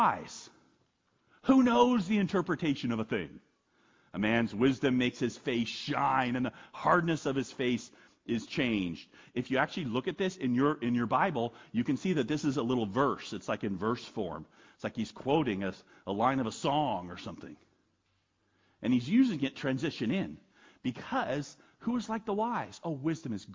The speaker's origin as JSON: {"language": "English", "country": "United States", "said": "I'm an American"}